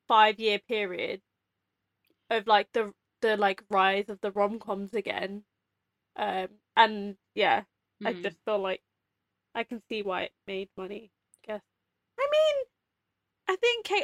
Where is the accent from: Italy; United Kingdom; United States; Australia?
United Kingdom; London; we're from London